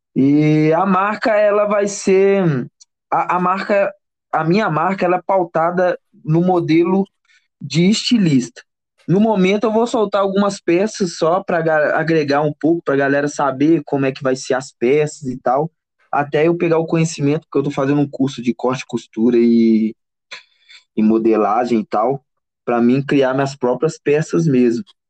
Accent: Barcarena, Pará, Brazil; also born or lived in Belém / Belo Horizonte; now in Ouro Preto, Brazil; sou do Pará, de Barcarena. Estou é, morando em Ouro Preto já tem uns anos já

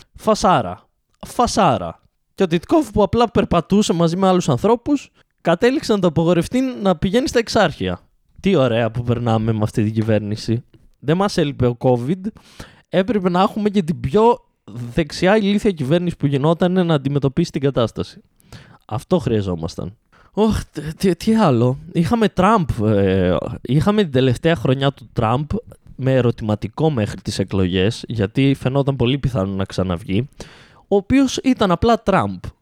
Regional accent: Greece; γεννηθήκαμε σε αυτή τη χώρα

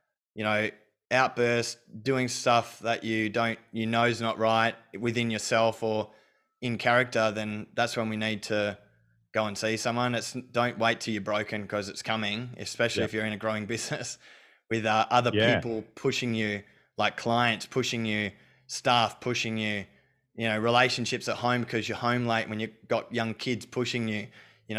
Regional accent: Australia; I was brought up in Australia

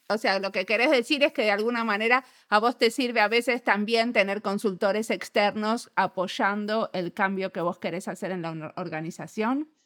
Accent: Argentina; somos argentinos y argentinos

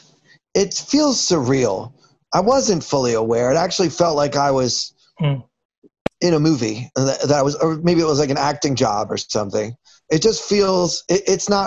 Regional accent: Baltimore, Maryland, United States; moved away as an adult; now in New York City, United States; I grew up in Baltimore

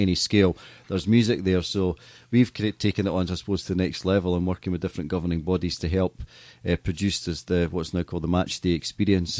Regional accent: Scotland, United Kingdom; as a Scottish person

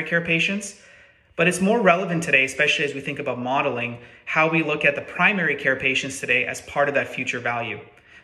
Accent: Canada; as a Canadian myself

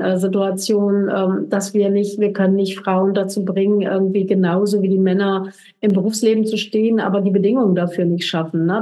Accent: Germany; wir als Deutsche

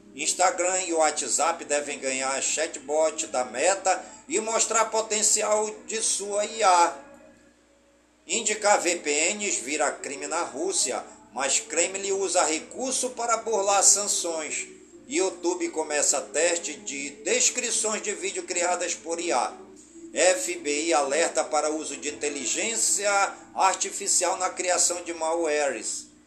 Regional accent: Careiro da Várzea, Amazonas, Brazil; also born or lived in Manaus; Careiro da Várzea, minha cidade natal

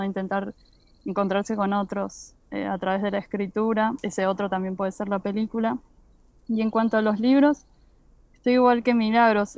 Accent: Argentina; como argentinos

